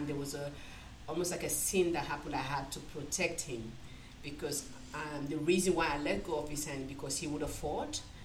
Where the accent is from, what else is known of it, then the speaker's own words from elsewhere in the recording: Freetown, Western Area, Sierra Leone; moved away as an adult; now in Australia; I came to Australia in 2000. I was born originally from Sierra Leone. I was born in Sierra Leone, Freetown, the capital city, which is Freetown.